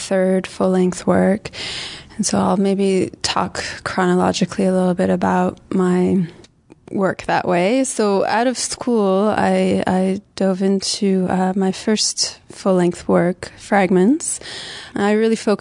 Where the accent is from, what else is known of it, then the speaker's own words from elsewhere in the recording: London, Ontario, Canada; now in Montreal, Canada; I'm from London, Ontario. I've been in Montreal, it's 10 years now